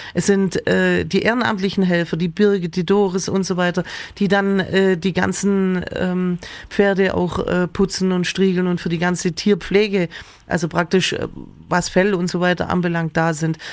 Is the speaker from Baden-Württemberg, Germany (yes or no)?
yes; Wangen im Allgäu, Baden-Württemberg, Germany; also born or lived in Amtzell; also ich bin aufgewachsen, also praktisch in Amzell geboren, in den Wangen aufgewachsen